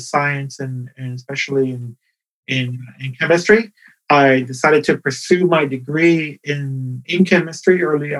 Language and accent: English; Ponce, Puerto Rico; I was born in Puerto Rico, in the town of Ponce